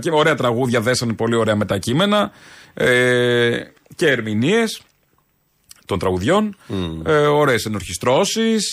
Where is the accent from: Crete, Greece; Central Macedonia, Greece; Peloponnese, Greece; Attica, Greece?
Attica, Greece; Ilioupoli; Και εγώ που γεννήθηκα και μένω στην Ηλιούπολη ναι. τα τελευταία 32 χρόνια.